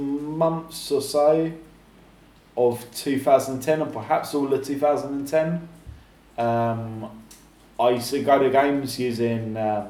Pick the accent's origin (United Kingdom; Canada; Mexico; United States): United Kingdom; near Brighton, South East England; now in Argentina; I was born 20 miles from there, 15 miles.